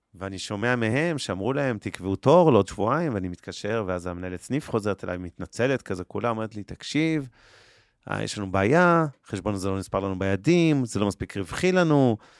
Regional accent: Israel; אנחנו כישראלים

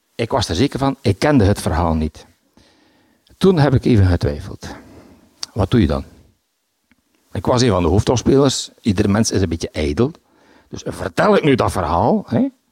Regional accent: Bruges, Flanders, Belgium; Ik ben van Brugge. Ik woon in de Sint-Hubertuslaan

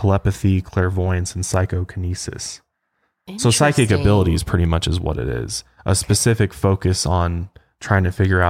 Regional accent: Denver, Colorado, United States; We're from Denver and we don't even know what it's called.

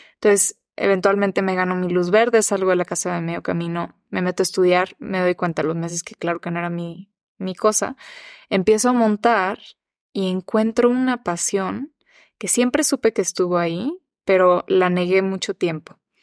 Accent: Mexico; also born or lived in United States; soy mexicana, pero soy gringa también

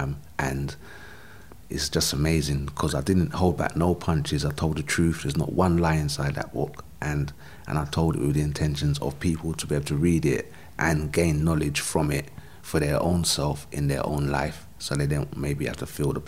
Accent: London, United Kingdom; I grew up in South London

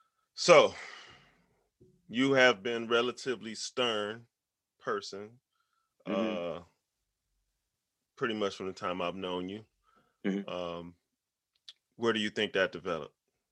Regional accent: Warrensville, Ohio, United States; I grew up in Warrensville. It wasn't totally bad.

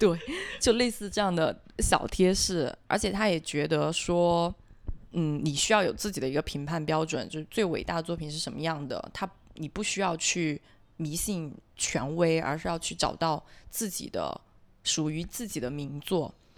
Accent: Guangzhou, Guangdong, China; 我们自己，呃，广州本地人讲粤语去交流

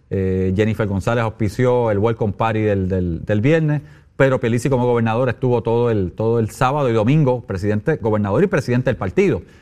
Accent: Puerto Rico

